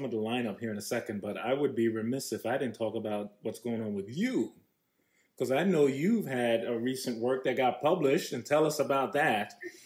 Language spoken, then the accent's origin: English; New York, United States; from New York